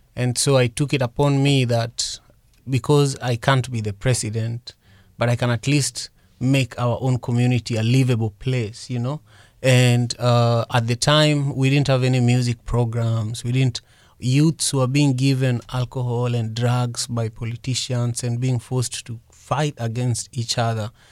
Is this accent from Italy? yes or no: no; Kisumu, Kisumu County, Kenya; also born or lived in Mercer Island, Washington, United States; now in Seattle area, United States; I grew up in Manyata, uh, which is the largest slum in Kisumu, Kenya